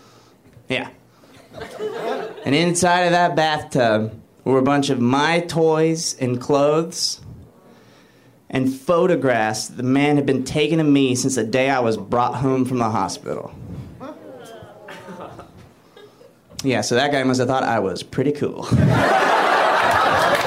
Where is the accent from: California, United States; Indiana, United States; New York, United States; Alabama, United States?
Alabama, United States; I'm from Alabama